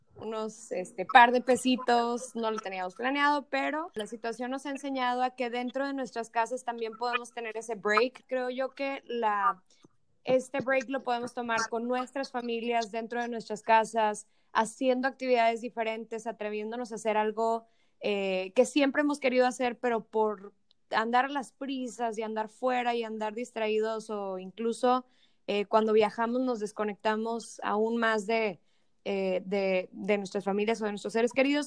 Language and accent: Spanish; Monterrey, Nuevo León, Mexico; soy de Monterrey, mi familia es de Monterrey.